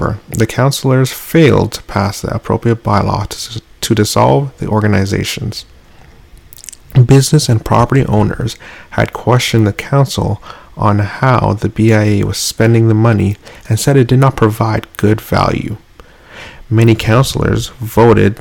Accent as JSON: {"language": "English", "town": "Toronto", "region": "Ontario", "country": "Canada", "tie": "born or raised there", "said": "growing up in Toronto"}